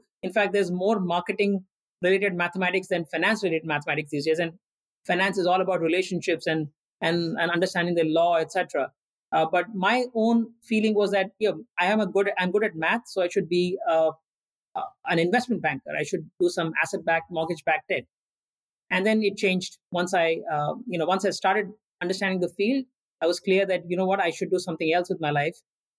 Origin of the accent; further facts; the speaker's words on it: India; also born or lived in Andhra Pradesh / Assam / Orissa / Rajasthan; I was born in Andhra Pradesh, a state in India. I grew up in Assam, Orissa, and Rajasthan. These are different states in different parts of the country.